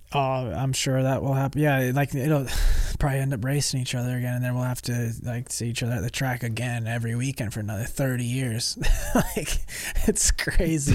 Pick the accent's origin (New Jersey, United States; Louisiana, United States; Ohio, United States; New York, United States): New York, United States; moved away; also born or lived in Georgia; when I was a kid, um, like growing up in New York